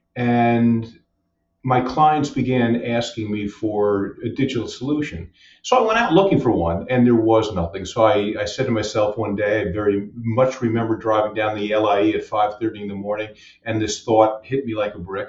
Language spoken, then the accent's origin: English; Westchester, New York, United States; moved away as an adult; also born or lived in Tampa, Florida; now in Long Island, United States; moved to Westchester when I was just a wee lad, and stayed there for 18 years